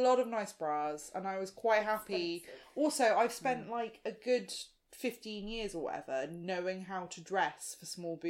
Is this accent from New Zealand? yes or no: no; South Africa; I'm South African